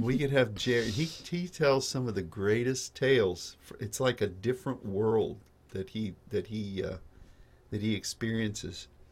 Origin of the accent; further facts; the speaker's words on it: Pittsburgh, Pennsylvania, United States; when I was a kid, being from, growing up in Pittsburgh, we, we studied, even in grade school